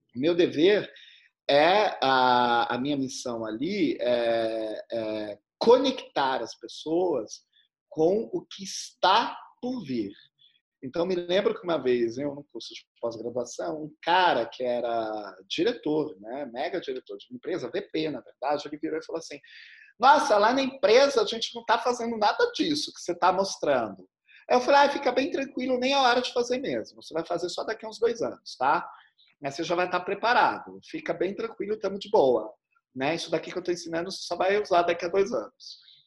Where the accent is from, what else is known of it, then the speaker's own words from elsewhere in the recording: Uauá, Bahia, Brazil; quando eu tinha uns 5 para 6 anos de idade, lá em Uauá, né, onde eu nasci